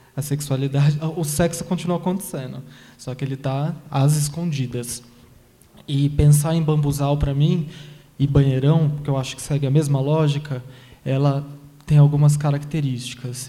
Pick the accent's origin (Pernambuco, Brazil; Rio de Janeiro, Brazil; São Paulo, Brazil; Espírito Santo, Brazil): São Paulo, Brazil; now in Taboão da Serra, Brazil; eu nasci aqui em São Paulo, nasci no Capão Redondo e cresci nesse, na Zona Sul, Capão Redondo, Jardim Ângela, Guarapiranga